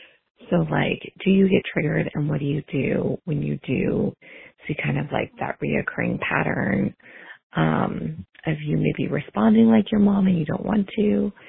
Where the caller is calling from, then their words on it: California, United States; Hi, Rachel. I am calling from California.